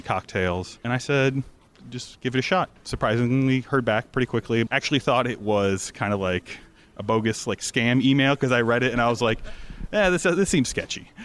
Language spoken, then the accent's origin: English; Sarasota, Florida, United States; I'm from Sarasota, Florida.